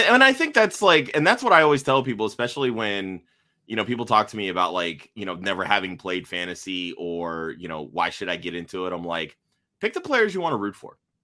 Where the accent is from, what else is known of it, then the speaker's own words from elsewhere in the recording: Tampa Bay area, Florida, United States; I grew up outside the Tampa Bay area